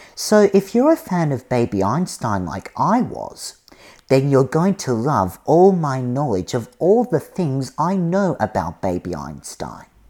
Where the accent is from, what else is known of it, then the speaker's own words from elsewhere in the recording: Australia; now in United States; I'm originally from Australia, but I'm studying on America.